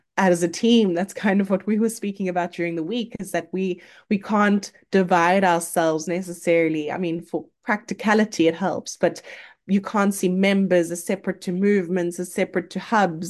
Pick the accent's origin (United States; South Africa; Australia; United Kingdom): South Africa; as a South African